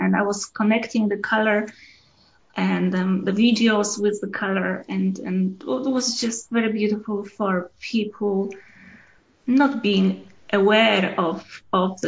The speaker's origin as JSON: {"language": "English", "country": "Poland", "tie": "born or raised there", "moved": "as an adult", "said": "When I was born in Poland, the late 50s."}